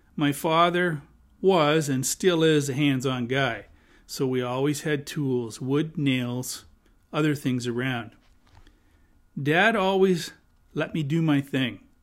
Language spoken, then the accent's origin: English; Hamilton, Ontario, Canada; I was born and raised in Hamilton.